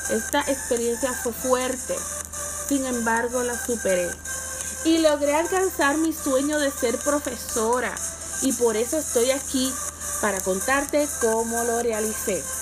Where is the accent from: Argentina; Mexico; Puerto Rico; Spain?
Puerto Rico; Sabana Grande; soy natural de Sabana Grande donde nací y vivo.